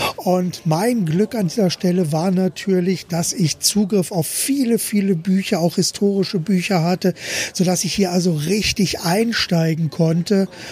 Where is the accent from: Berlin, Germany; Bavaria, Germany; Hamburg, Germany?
Berlin, Germany; moved away; wir kommen ja ursprünglich aus Berlin. Ich bin in Berlin geboren, Klammer auf, damals noch Berlin-West